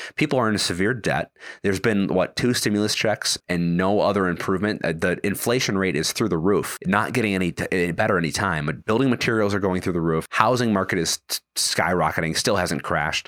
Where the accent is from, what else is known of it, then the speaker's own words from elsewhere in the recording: Wisconsin, United States; now in Virginia, United States; I live in Virginia. I'm from Wisconsin.